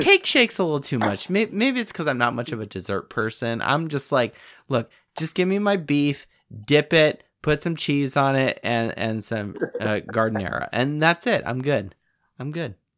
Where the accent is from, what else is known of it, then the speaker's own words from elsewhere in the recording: Los Angeles, California, United States; moved away as an adult; also born or lived in Gonzaga; now in Indiana, United States; I grew up in the Los Angeles area.